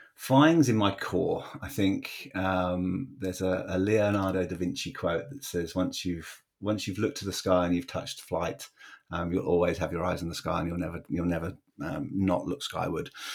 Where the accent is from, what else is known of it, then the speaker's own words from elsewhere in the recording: Bedford, East of England, United Kingdom; where I grew up in England, uh, it was a town called Bedford